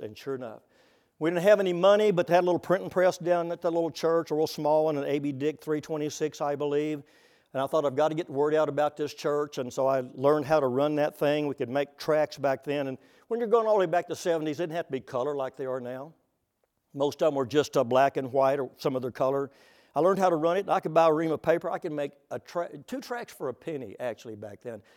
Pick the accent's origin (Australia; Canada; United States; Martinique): United States; Texas; now in Oklahoma, United States; I'm from Texas